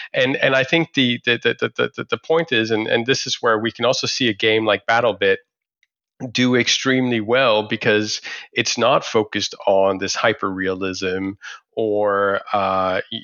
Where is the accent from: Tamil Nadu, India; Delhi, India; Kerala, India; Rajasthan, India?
Delhi, India; I was actually born in India as well. I was born in Delhi